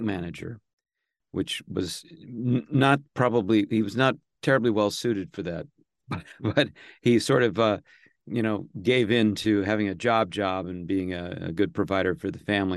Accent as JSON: {"language": "English", "town": "Los Angeles", "region": "California", "country": "United States", "tie": "born or raised there", "also_born_or_lived": "Santa Monica, California / Studio City, California / Tarzana, California", "said": "I was born in Santa Monica"}